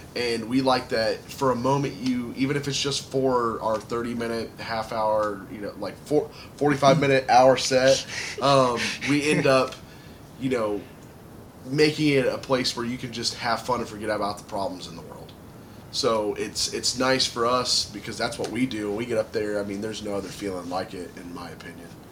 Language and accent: English; Dayton, Ohio, United States; We're from Dayton, Ohio.